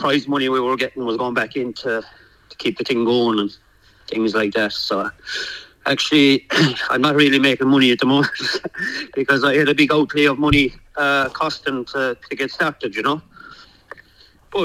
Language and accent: English; Ireland; moved away as an adult; now in United Kingdom; Davey grew up with me in Ireland, and I came from Ireland there over 12 months ago